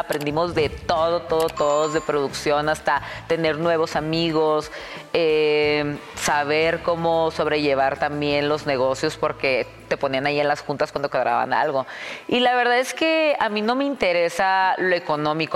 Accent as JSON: {"language": "Spanish", "town": "Tijuana", "region": "Baja California", "country": "Mexico", "tie": "born or raised there", "moved": "as an adult", "lives_now": "Mexico City, Mexico", "said": "Yo soy de Tijuana, yo toda mi vida he vivido en Tijuana, hasta ahora que ya tengo tres años o cuatro años aquí en la Ciudad de México"}